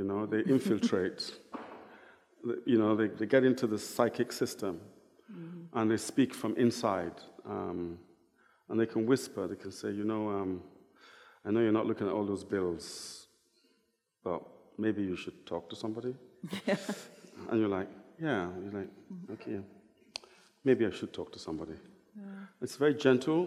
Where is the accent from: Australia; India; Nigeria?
Nigeria; Niger Delta; growing up in Nigeria, you know, I'm from the Delta